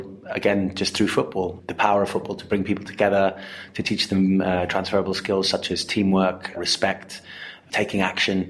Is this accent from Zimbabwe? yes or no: yes; Zimbabwe; I grew up in Zimbabwe playing football with limited rules and limited equipment